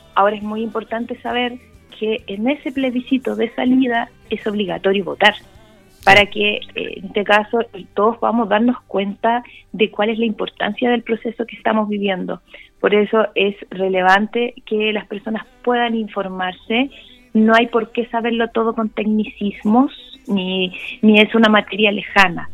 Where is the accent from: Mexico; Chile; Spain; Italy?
Chile; Parral, Maule; También tengo un fuerte arraigo con Maule Sur, yo soy de Parral